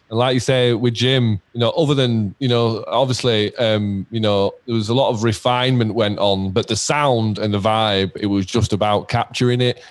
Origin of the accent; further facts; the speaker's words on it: Leeds, Yorkshire and the Humber, United Kingdom; in our town in Leeds